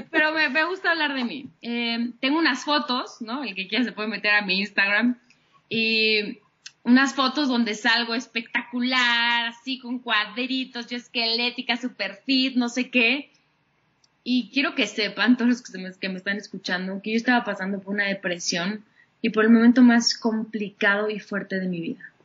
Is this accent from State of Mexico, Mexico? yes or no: no; Mexico City, Mexico; todo el tiempo he vivido aquí en la Ciudad de México